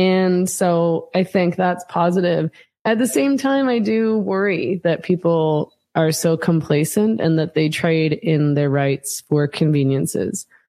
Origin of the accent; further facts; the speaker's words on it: Vancouver, British Columbia, Canada; I'm from Vancouver